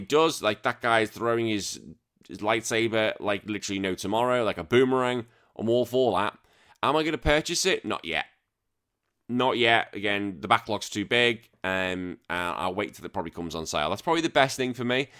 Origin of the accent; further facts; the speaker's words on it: United Kingdom; we're both British.